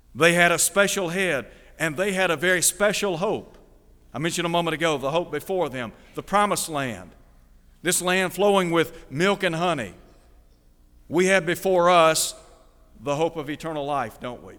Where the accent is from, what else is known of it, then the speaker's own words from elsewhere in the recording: Chattanooga, Tennessee, United States; moved away as an adult; also born or lived in Nashville; now in Mid-South, United States; I grew up in Chattanooga, lived for many years there, graduating from high school